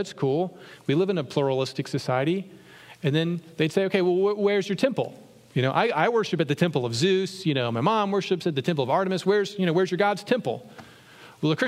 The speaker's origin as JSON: {"language": "English", "region": "Virginia", "country": "United States", "tie": "born or raised there", "said": "when I grew up in Virginia"}